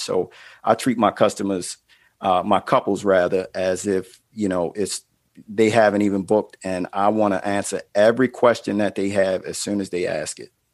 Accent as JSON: {"language": "English", "town": "Baltimore", "region": "Maryland", "country": "United States", "said": "I'm from Baltimore"}